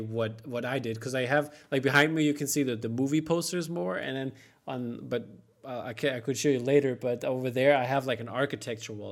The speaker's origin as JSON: {"language": "English", "region": "East Germany", "country": "Germany", "tie": "born or raised there", "said": "I grew up in East Germany"}